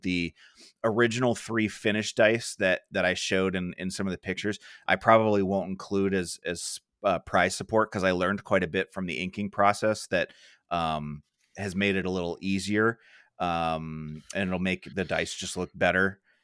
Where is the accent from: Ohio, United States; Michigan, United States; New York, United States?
Ohio, United States; I have a friend over in California that, um, uh, I grew up with in Ohio